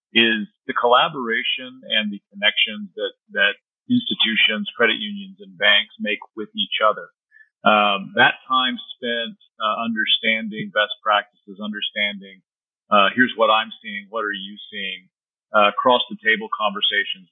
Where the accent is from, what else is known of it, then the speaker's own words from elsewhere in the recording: San Antonio, Texas, United States; San Antonio is my hometown